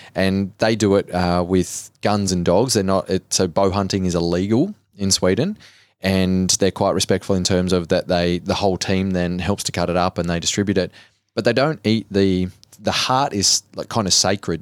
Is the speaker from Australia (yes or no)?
yes; Cobar, New South Wales, Australia; I grew up in Cobar in Western New South Wales